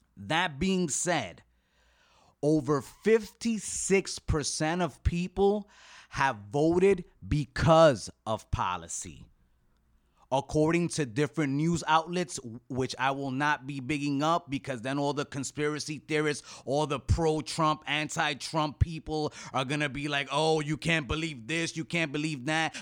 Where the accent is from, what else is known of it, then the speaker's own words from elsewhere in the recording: United States; as an American